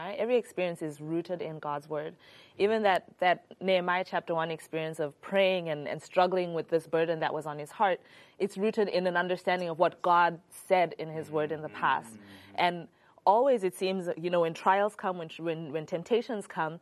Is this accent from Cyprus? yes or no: no; Zimbabwe; I'm from Zimbabwe